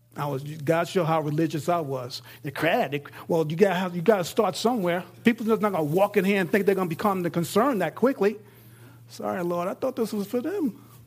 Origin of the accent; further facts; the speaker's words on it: New York, United States; now in Texas, United States; I'm in Texas, I'm from New York